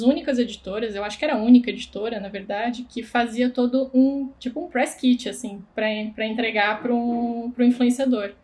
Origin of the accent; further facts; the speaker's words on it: Blumenau, Santa Catarina, Brazil; Sou de Blumenau, onde inclusive conheci Camila